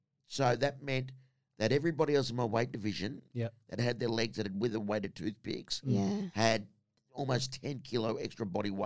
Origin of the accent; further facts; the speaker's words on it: North Richmond, New South Wales, Australia; my hometown of North Richmond in Western Sydney.